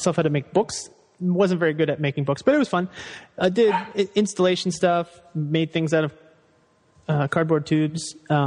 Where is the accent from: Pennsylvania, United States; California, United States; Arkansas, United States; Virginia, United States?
Virginia, United States; Fairfax; I grew up in Northern Virginia in like DC suburbs